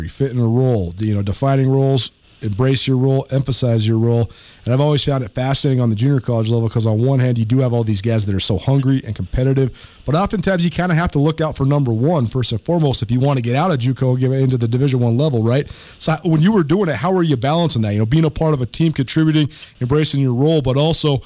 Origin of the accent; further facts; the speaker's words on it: Missoula, Montana, United States; I was a little kid growing up in Missoula